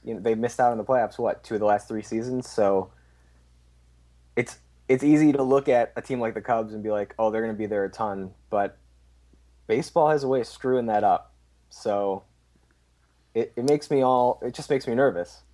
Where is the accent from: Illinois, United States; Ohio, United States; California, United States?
Illinois, United States; Chicago; I'm from Chicago